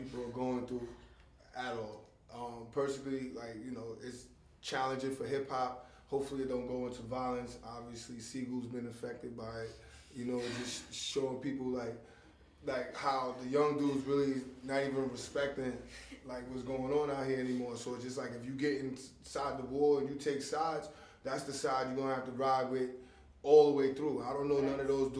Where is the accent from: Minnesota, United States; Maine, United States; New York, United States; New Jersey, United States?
New York, United States; New York City; I'm from Coney Island